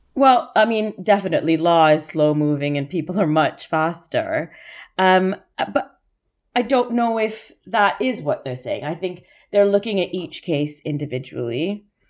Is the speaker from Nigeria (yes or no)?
no; Canada; accent: Canadian; moved away; also born or lived in Toronto; I don't know if you can tell from my accent, I'm Canadian